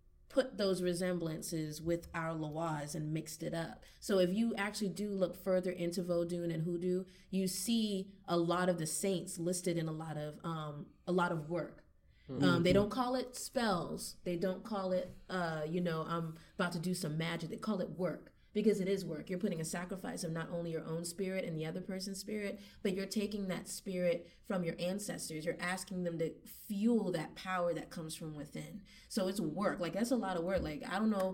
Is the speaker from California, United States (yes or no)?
no; Charleston, South Carolina, United States; now in Columbia, United States; being from Charleston, I didn't really hear that whole notion of people from Charleston practicing roots until I came to Columbia